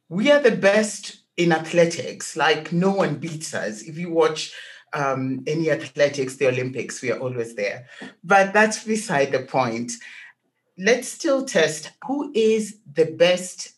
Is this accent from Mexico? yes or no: no; Kenya; I was born in Kenya, and I'm African at heart